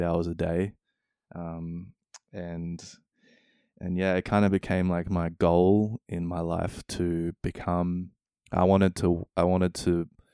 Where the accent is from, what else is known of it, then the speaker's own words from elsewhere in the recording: Australia; moved away as an adult; also born or lived in New Zealand; now in Denmark; growing up in Australia, spending a bit of time in New Zealand, a step to Denmark